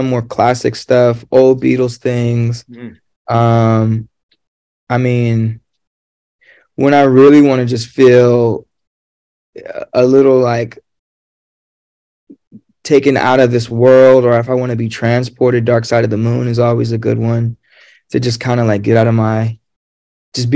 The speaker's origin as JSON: {"language": "English", "town": "Los Angeles", "region": "California", "country": "United States", "said": "I'm from San Pedro"}